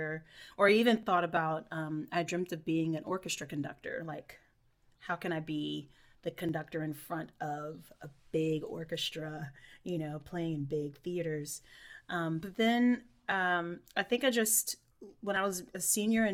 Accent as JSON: {"language": "English", "town": "Irmo", "region": "South Carolina", "country": "United States", "tie": "born or raised there", "said": "originally I'm from Irmo, South Carolina, which is right outside of Columbia, South Carolina. And it was just, you know, grew up in a little neighborhood"}